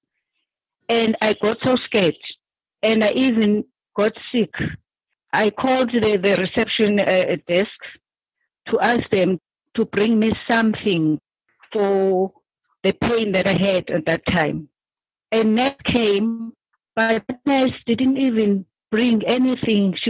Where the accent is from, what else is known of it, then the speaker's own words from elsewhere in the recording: Cape Town, Western Cape, South Africa; I'm from Cape Town. I stay in Langa.